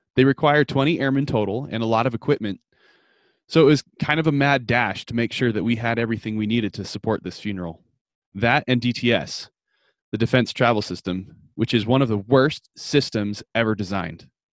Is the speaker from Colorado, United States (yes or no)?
yes; Fort Collins, Colorado, United States; my hometown of Fort Collins, Colorado